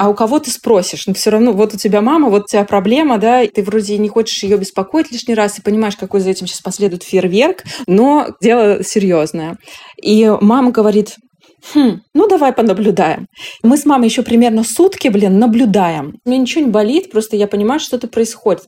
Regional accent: Yekaterinburg, Sverdlovsk Oblast, Russia; moved away; Я полетела в Екатеринбург, а это мой родной город, и там живут мои родители

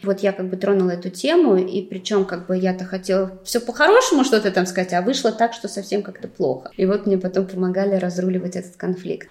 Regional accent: Moscow, Russia; moved away as an adult; also born or lived in China / Weihai, China; now in Limassol, Cyprus

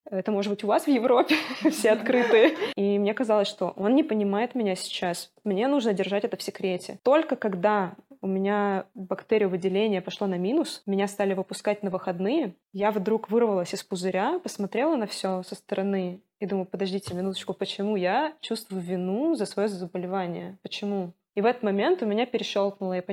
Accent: Moscow, Russia; moved away; нужно сказать, я из Москвы, я бежала из Москвы, я против войны.

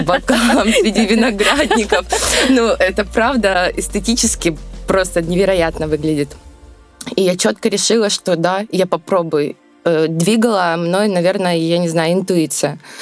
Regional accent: Volgodonsk, Rostov Oblast, Russia; Родилась я в городе Волгодонске, Ростовской области. А, я горжусь тем, что я из Ростовской области.

